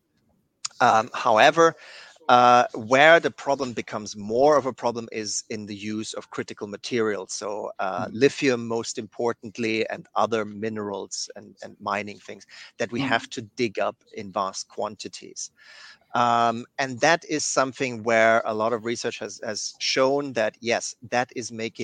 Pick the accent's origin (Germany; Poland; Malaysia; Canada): Germany; moved away; my home country of Germany